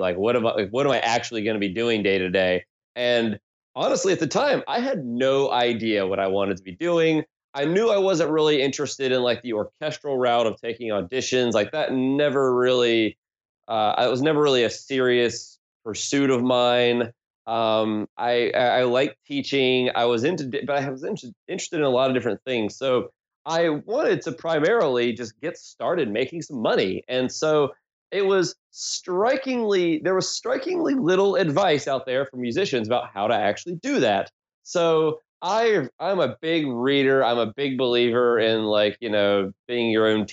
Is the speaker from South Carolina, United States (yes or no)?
yes; South Carolina, United States; now in Philadelphia, United States; I'm originally from South Carolina here in the States.